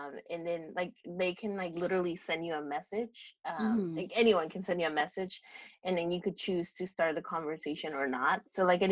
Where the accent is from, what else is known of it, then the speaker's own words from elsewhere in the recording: Woodburn, Oregon, United States; in Woodburn, because I did not want to date anyone from my hometown